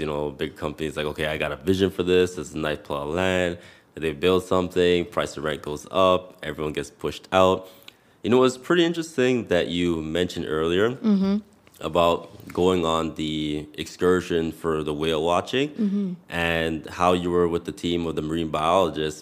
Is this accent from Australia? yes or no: no; Canada; a Canadian born but somebody whose parents are of Jamaican descent